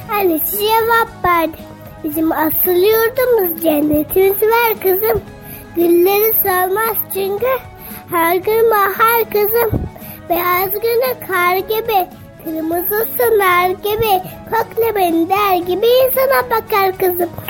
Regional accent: Karaman Province, Turkey; now in Çeşme, Turkey; Ben 7 yaşındayım. 2. sınıfa gidiyorum. Ee, Çeşme, Çeşme İzmirliyim. Çeşme'de oturuyorum ama Karamanlıyım normalde. Ve 7 yaşındayım.

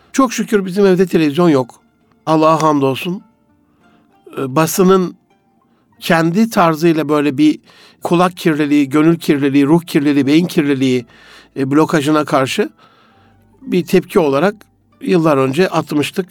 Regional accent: Gaziantep, Turkey; moved away; also born or lived in Osmaniye; Antep'te doğdum büyüdüm

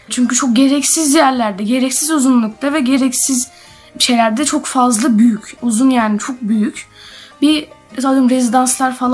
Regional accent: Istanbul, Turkey; İstanbul'da doğdum. İstanbulluyum.

